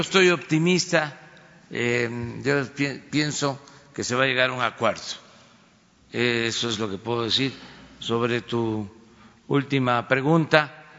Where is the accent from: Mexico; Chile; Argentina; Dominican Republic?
Mexico; Tabasco; moved away; desde Paraíso, Tabasco, desde mi tierra, desde mi agua